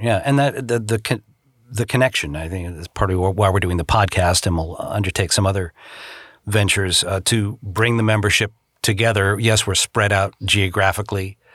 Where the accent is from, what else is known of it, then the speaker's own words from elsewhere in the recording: Boston, Massachusetts, United States; moved away as an adult; also born or lived in Chicago; now in Los Angeles, United States; back in the Boston area where I grew up